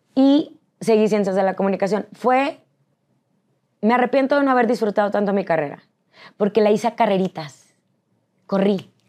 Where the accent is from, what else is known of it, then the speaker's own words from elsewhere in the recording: San Nicolás de los Garza, Nuevo León, Mexico; moved away as an adult; Yo soy de San Nicolás de los Garza, Nuevo León.